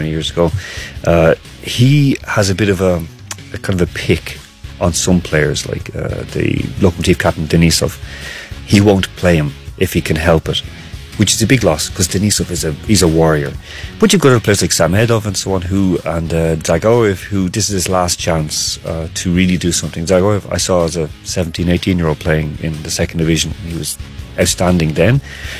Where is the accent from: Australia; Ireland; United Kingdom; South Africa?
Ireland; I'm an Irish person